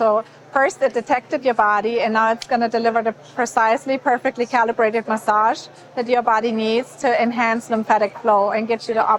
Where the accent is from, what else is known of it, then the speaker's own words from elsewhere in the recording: Germany; moved away; I'm from Germany originally.